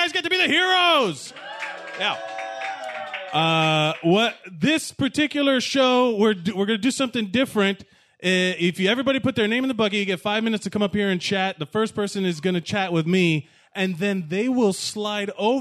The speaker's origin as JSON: {"language": "English", "town": "Miami", "region": "Florida", "country": "United States", "said": "I'm from Miami, Florida."}